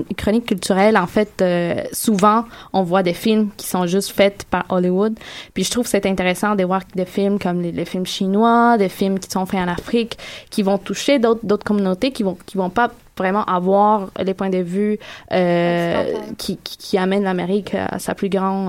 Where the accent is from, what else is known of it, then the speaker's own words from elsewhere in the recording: Colombia; moved away; je viens de la Colombie